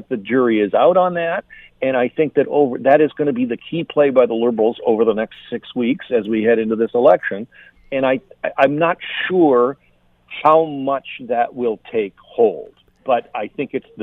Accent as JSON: {"language": "English", "town": "Burlington", "region": "Ontario", "country": "Canada", "tie": "born or raised there", "said": "I grew up in Burlington"}